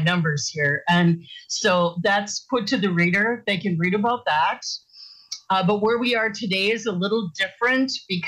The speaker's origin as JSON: {"language": "English", "region": "Northern Wisconsin", "country": "United States", "tie": "born or raised there", "also_born_or_lived": "Minnesota / Connecticut", "moved": "as an adult", "said": "I was born in Minnesota, but my birth certificate could have actually said Wisconsin, because that's where I was ultimately adopted into Northern Wisconsin"}